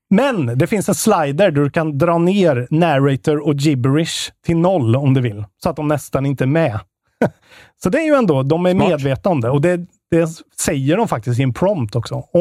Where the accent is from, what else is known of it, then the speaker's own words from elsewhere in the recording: Karlstad, Värmland, Sweden; Vi är fan från Karlstad båda två.